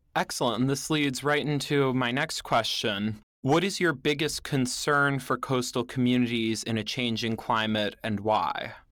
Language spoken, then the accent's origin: English; northern Westchester County, New York, United States; I lived through Hurricane Sandy at my home in northern Westchester County, a suburb of New York City